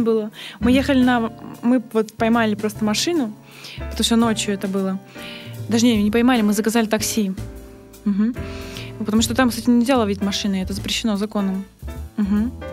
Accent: Vladivostok, Primorsky Krai, Russia; я сама из, родом из Владивостока

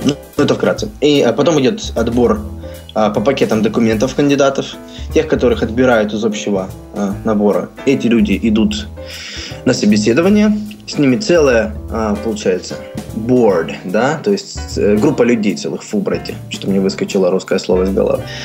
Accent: Donetsk, Donetsk Oblast, Ukraine; moved away as an adult; also born or lived in Kyiv, Ukraine; now in Columbia, United States; Сами мы из Украины, из Донецка

